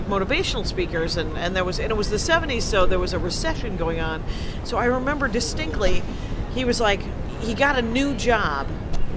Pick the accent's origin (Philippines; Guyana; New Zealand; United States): United States; South Milwaukee, Wisconsin; I'm from a little factory town outside of Milwaukee, and between Milwaukee and Racine, it is called South Milwaukee